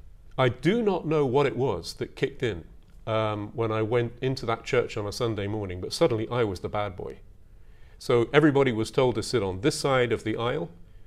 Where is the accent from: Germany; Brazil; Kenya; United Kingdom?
United Kingdom; North Devon, South West England; moved away as an adult; also born or lived in Kuwait / Tokyo, Japan / Kamakura, Japan; now in Japan; That was one of the greatest pleasures of growing up in North Devon.